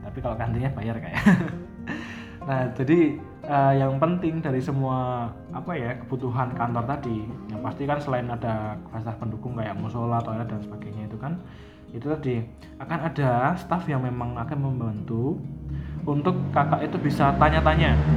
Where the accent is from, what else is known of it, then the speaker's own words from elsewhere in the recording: Surakarta, Central Java, Indonesia; kita sebagai orang Solo